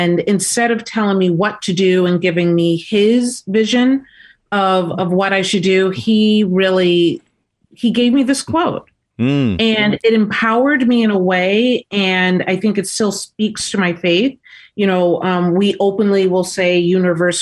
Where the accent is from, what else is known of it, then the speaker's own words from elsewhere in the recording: Detroit, Michigan, United States; moved away; I'm from Detroit, Michigan, originally